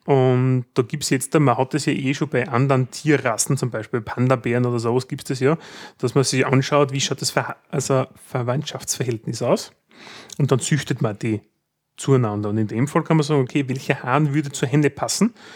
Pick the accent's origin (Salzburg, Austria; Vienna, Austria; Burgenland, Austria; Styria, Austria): Styria, Austria; Graz; wenn man als Grazer nach Wien will